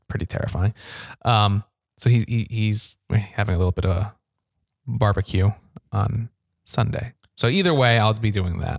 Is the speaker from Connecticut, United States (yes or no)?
yes; Ansonia, Connecticut, United States; I'm from Ansonia, which is right next to Derby.